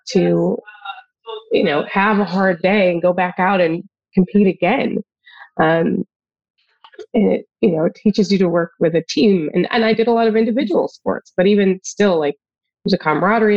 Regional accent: Jamestown, New York, United States; moved away; also born or lived in Detroit; I grew up outside Buffalo, New York, in a town called Jamestown, New York

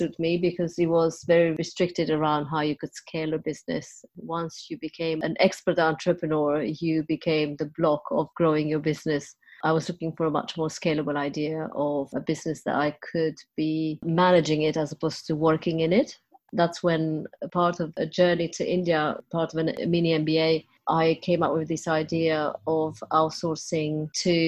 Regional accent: Transylvania, Romania; moved away as an adult; now in United Kingdom; I was born in Transylvania in Romania and came over here as a journalist

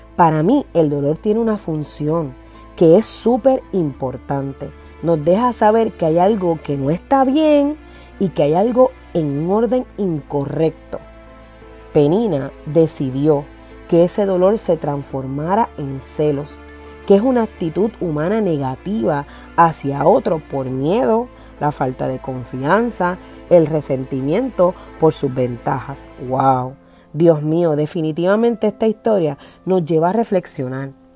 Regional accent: Puerto Rico

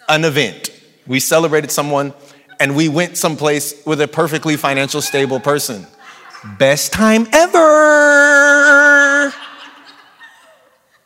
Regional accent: San Bernardino, California, United States; accent: San Bernardino dialect; I'm from San Bernardino and now I'm a public speaker and there's a San Bernardino dialect

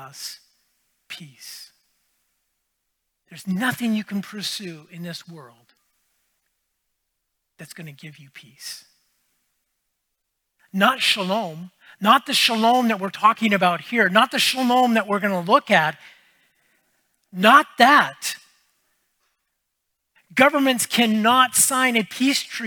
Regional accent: United States; now in Canada; I grew up in the States

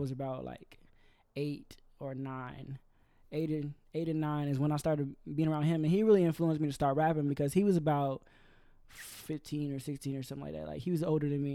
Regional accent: Georgia, United States; moved away as an adult; also born or lived in Carbondale, Illinois, United States; now in Orlando, United States; I was born in Illinois, but I lived in Georgia f, between, like, fifth grade all the way up until I graduated

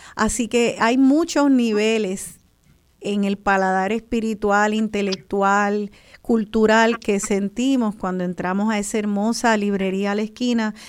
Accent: Puerto Rico; soy un boricua

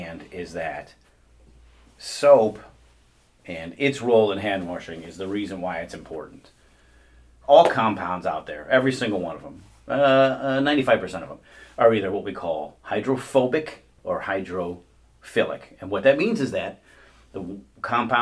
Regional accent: Midwest, United States; accent: Midwestern ("warsh"); we are all from the Midwest, and you're going to hear an R in there from time to time.

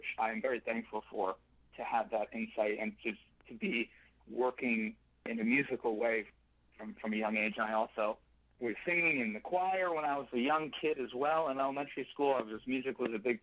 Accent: Danbury, Connecticut, United States; moved away; also born or lived in Perth Amboy, New Jersey; I was born in New Jersey, Perth Amboy, New Jersey. I'm the first of two other siblings, which makes, you know, three kids from my parents. We moved after a couple of years to Danbury, Connecticut, probably when I was around five or so, and lived in Danbury for probably 5 or 6 years

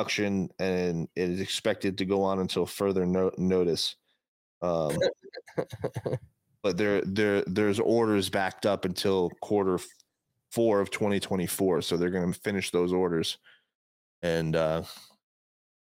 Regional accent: North New Jersey, United States; moved away as an adult; growing up in North New Jersey was a great place to grow up.

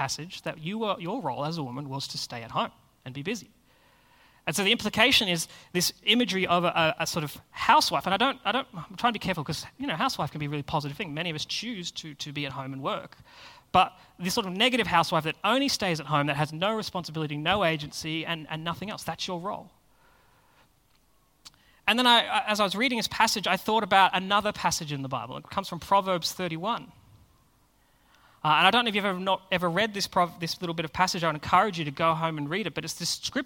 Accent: Australia; us as Australians

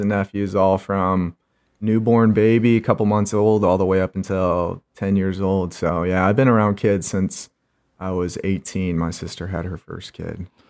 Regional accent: St. Charles, Missouri, United States; born and raised in Saint Charles, Missouri, as my dad likes to call it, Charleytown

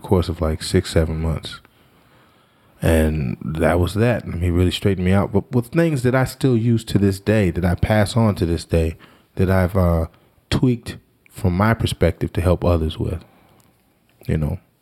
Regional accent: Washington, District of Columbia, United States; now in New Jersey, United States; I'm from Washington, D C

